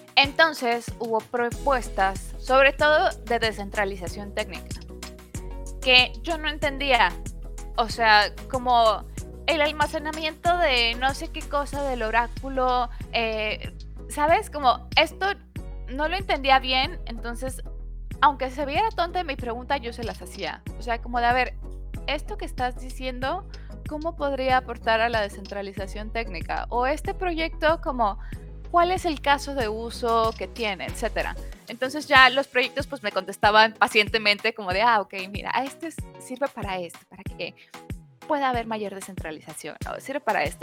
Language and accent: Spanish; Mexico; como mexicana